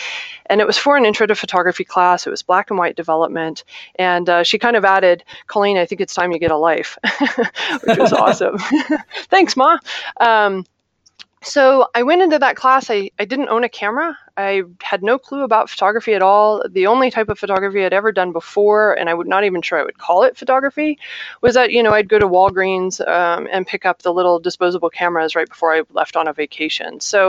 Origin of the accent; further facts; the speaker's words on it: Ohio, United States; born there; also born or lived in Little Rock / Chicago; now in Chandler, United States; That's not where I'm from. I was born in Ohio. I moved to Little Rock, Arkansas. I moved to Chicago, Illinois.